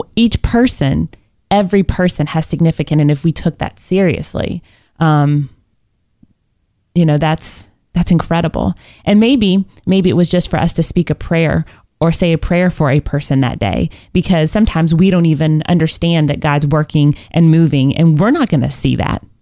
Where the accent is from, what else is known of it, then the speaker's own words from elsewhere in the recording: Indiana, United States; I was born in Indiana and I played basketball my whole life